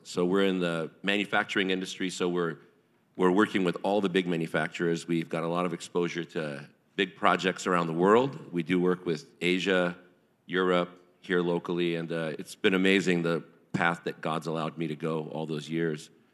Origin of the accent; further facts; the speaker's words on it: Orange County, California, United States; also born or lived in New York; lived in Orange County, L A, Buena Park, Orange County my whole life, and, uh, just kind of was raised in this area